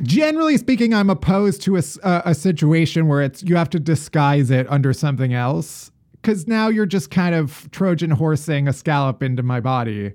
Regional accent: Midwest, United States; moved away as an adult; now in New York, United States; I'm from the Midwest, and, eh, when I moved to New York

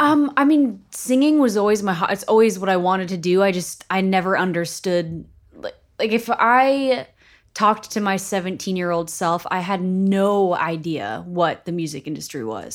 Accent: Beverly, Massachusetts, United States; moved away; also born or lived in Salem, Massachusetts / Cape Cod, Massachusetts / Los Angeles; I grew up north of Boston.

